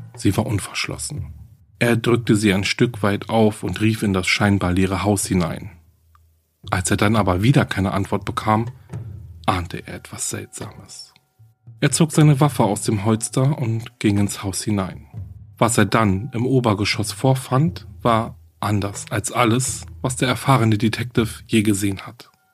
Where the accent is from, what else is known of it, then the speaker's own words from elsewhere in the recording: Germany; Hier bei uns in Deutschland